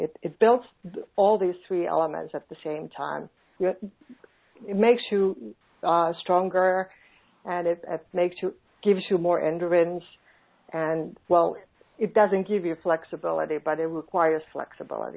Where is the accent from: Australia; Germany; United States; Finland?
Finland; born or raised there; English is a second language